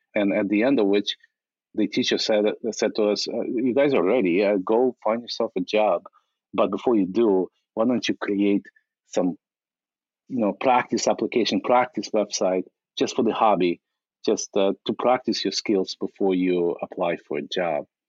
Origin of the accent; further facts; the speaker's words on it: Ukraine; moved away as an adult; now in United States; in 1997, I immigrated from from Ukraine uh, as a refugee